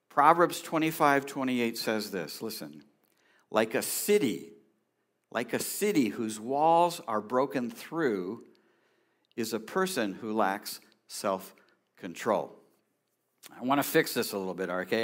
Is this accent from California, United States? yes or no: yes; California, United States; I grew up in California